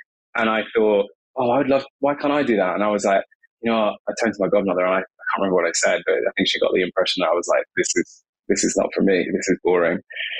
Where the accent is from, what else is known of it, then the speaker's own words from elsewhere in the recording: Scotland, United Kingdom; By the way, I'm Scottish. I'm half Scottish. Okay. My parents are English, so my accent might sound confusing.